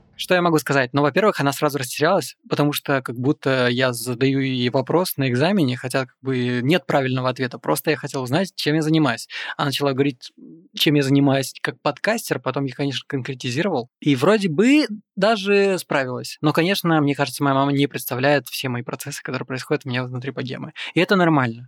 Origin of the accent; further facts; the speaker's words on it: Moldova; я тоже родом из Молдовы.